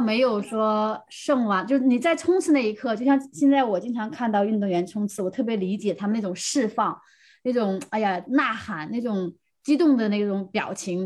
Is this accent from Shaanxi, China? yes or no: no; Heilongjiang, China; 我是来自黑龙江